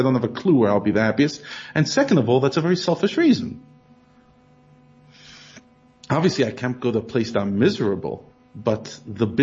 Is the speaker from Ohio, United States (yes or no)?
no; Brooklyn, New York, United States; moved away as an adult; now in South Africa; I grew up in Brooklyn. You could hear from my accent